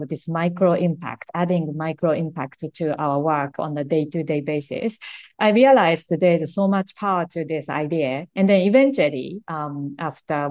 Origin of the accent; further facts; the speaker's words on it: Japan; English is a second language; moved away as an adult; when I was growing up in Japan